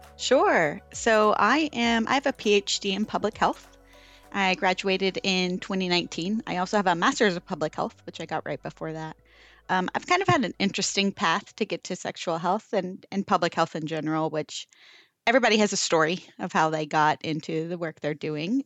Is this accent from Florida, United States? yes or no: yes; Florida, United States; moved away as an adult; now in Texas, United States; I am from Florida originally